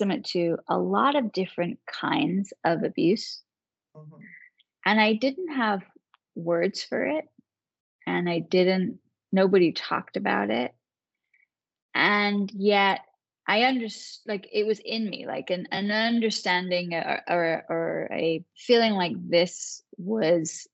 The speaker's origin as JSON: {"language": "English", "town": "Manchester", "region": "North West England", "country": "United Kingdom", "tie": "born or raised there", "moved": "as an adult", "lives_now": "United States", "said": "I was born and raised in Manchester, England. I didn't actually move to this country until I went to law school. So when I was 22"}